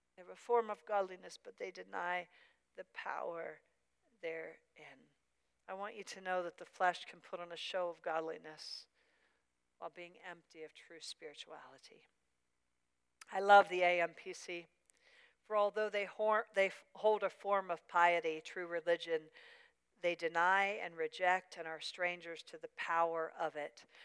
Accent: Pennsylvania, United States; moved away; I, am from Pennsylvania

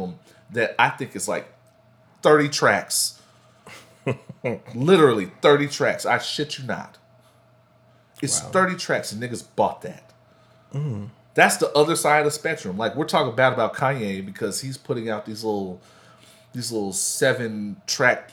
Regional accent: Houston, Texas, United States; I am from Houston.

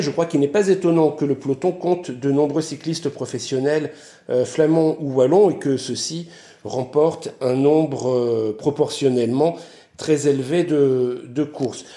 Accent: French Flanders, Hauts-de-France, France; je grandis dans un environnement euh, conscient de son identité flamande

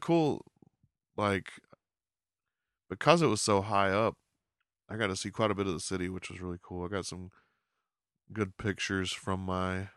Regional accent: Texas, United States; I'm from Texas

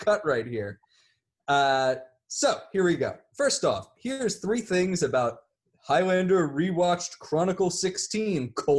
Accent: Canada; I am Canadian and I'm angry that you didn't get through all the snacks.

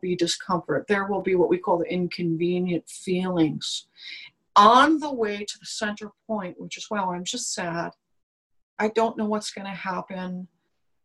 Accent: New York, United States; I'm a New Yorker

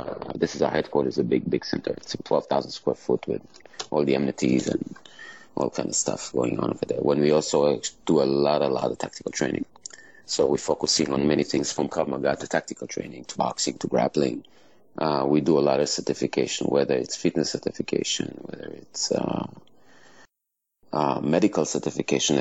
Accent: Israel; I was obviously born and raised in Israel

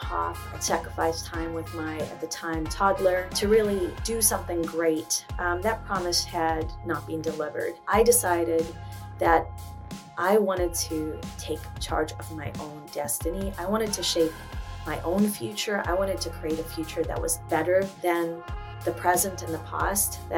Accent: South Africa; moved away as an adult; now in New York, United States; I was born in South Africa. I came to America at 18. I was supposed to go to University of Cape Town.

